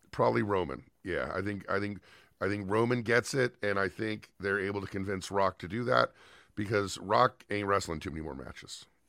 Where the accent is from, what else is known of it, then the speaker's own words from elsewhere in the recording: Southern California, United States; Growing up in Southern California